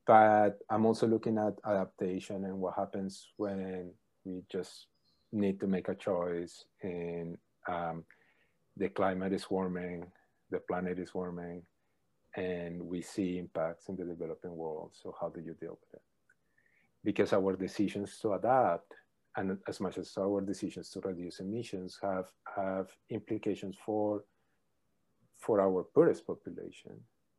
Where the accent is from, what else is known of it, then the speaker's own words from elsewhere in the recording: Colombia; moved away as an adult; also born or lived in Calgary; I am from Colombia. I was born there, lived there, and did my undergrad and master's in Colombia in electrical engineering. Then I moved to Calgary with my advisor, David Keith, to do a PhD there.